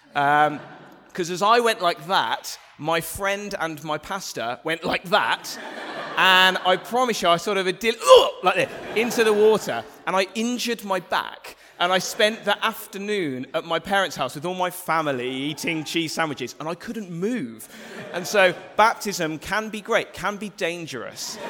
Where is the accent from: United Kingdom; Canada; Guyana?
United Kingdom; England; the English, uh, of which I'm a proud member